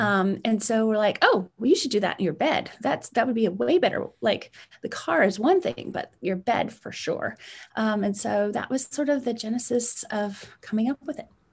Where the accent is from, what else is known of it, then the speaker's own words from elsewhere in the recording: Edmonton, Alberta, Canada; moved away as an adult; now in United States; I was born in Edmonton, Alberta, Canada